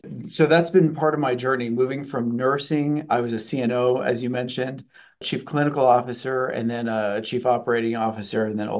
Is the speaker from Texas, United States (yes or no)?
yes; El Paso, Texas, United States; now in Ottumwa, United States; I'm actually from the South. I'm from El Paso, Texas.